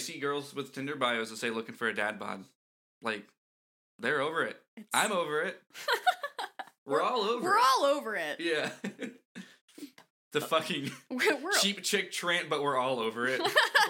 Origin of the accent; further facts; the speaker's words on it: Florida, United States; moved away as an adult; I left Florida because for a lot of reasons. I moved for college, actually.